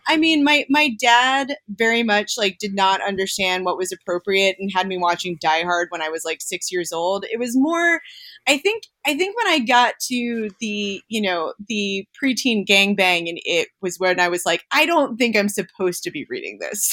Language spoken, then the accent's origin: English; Jersey Shore, New Jersey, United States; I grew up on the Jersey Shore